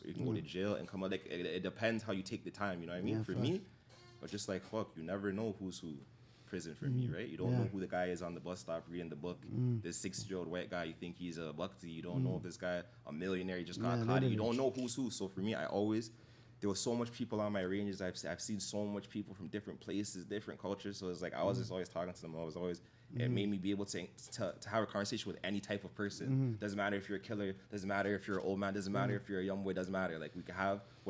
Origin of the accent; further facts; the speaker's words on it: Toronto, Ontario, Canada; I'm from Killing Shepherd. I already said that. So Killing Shepherd, it had like that area is kind of like a neutral area in Toronto